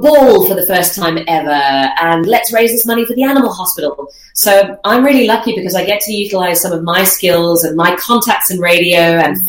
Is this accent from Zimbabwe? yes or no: yes; Zimbabwe; moved away as an adult; also born or lived in Dubai / Melbourne; now in Australia; I'm originally from Zimbabwe